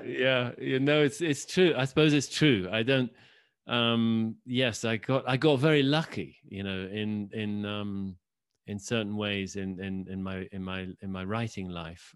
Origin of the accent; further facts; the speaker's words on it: Oxford, South East England, United Kingdom; I grew up in Oxford, England.